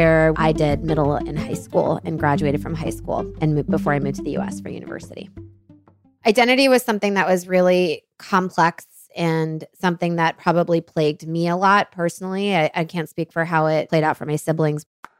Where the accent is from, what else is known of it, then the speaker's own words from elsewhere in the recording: Islamabad, Islamabad Capital Territory, Pakistan; a very privileged upbringing in Pakistan and a very bubbled upbringing. Growing up in Islamabad, our mom wanted us to move to Islamabad because it was safe.